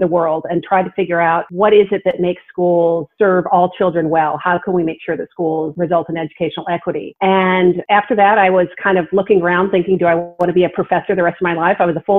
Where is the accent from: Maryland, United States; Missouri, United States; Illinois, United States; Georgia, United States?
Illinois, United States; now in Texas, United States; I came down from Illinois and went to the University of Texas and fell in love with Texas and Austin and teaching and stayed.